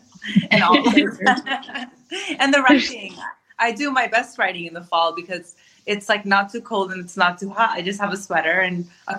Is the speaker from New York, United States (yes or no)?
yes; New York City, New York, United States; moved away as an adult; now in North Carolina, United States; It's set in Brooklyn, New York, where I was born and raised as a daughter of Palestinian immigrants. My parents got married in Palestine and they moved to Brooklyn and they had me and my 9 brothers and sisters.